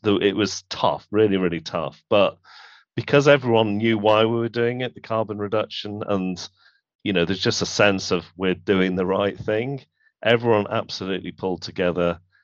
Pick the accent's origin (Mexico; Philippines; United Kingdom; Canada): United Kingdom; Manchester, North West England; where I grew up in Manchester